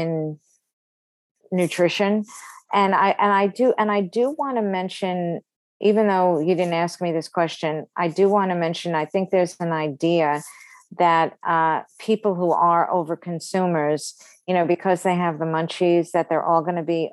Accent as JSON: {"language": "English", "town": "New York City", "region": "New York", "country": "United States", "tie": "born or raised there", "said": "I grew up in Brooklyn"}